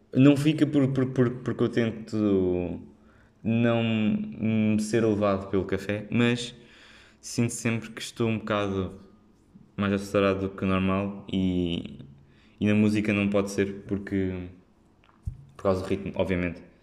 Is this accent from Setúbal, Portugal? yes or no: no; Figueira da Foz, Coimbra District, Portugal; moved away as an adult; now in Lisbon, Portugal; quando saí da Figueira também, também, também foi se calhar mais, porque tinha estado sempre lá na Figueira e ir para uma grande cidade